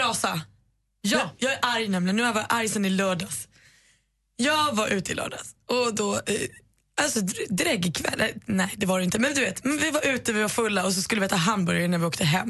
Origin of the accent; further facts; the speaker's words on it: Botkyrka, Stockholm County, Sweden; var kommer du ifrån? Och då svarar jag Botkyrka